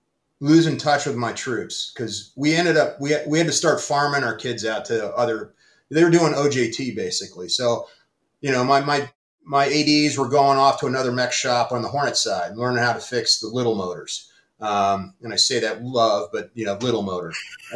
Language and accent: English; Pittsburgh, Pennsylvania, United States; the baseball all-star game home run derby flyover in my hometown in Pittsburgh.